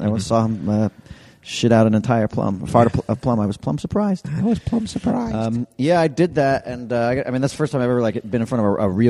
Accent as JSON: {"language": "English", "town": "New York City", "region": "New York", "country": "United States", "tie": "born or raised there", "said": "growing up in New York City, we just didn't do Arby's."}